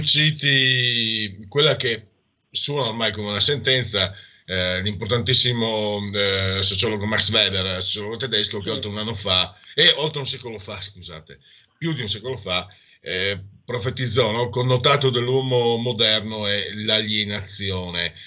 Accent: Friuli-Venezia Giulia, Italy; Vengo dal Friuli

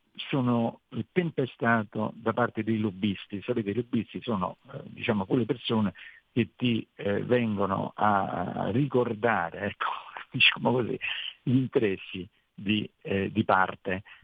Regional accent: Italy; noi italiani

